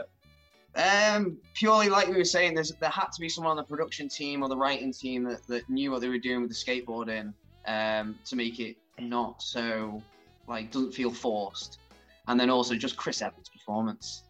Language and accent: English; Chester, North West England, United Kingdom; when I was growing up in Chester